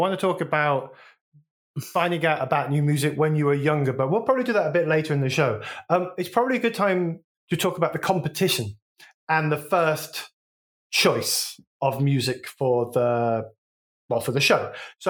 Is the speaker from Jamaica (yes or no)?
no; England, United Kingdom; now in United States; So I grew up in, as you know, I grew up in England